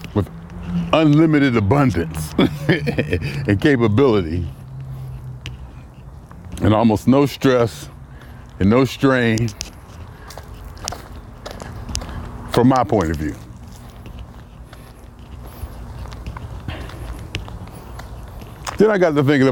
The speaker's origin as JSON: {"language": "English", "town": "Youngstown", "region": "Ohio", "country": "United States", "tie": "born or raised there", "moved": "yes", "lives_now": "Los Angeles, United States", "said": "I literally used to have nightmares that I had to move back to Youngstown"}